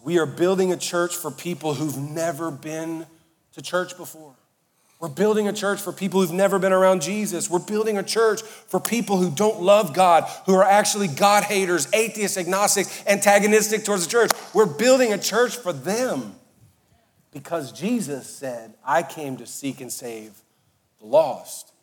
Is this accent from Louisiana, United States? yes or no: yes; Cajun and Southern, Louisiana, United States; I'm Cajun and Southern